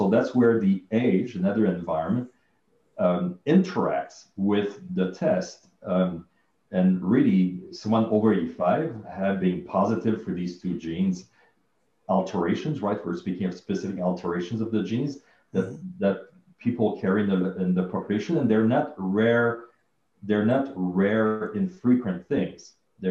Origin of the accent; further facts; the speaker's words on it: Canada; I come from Canada, living in the cold.